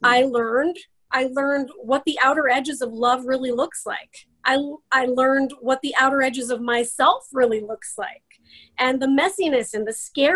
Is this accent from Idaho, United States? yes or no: yes; Idaho, United States; I am from Idaho. I live in the Boise area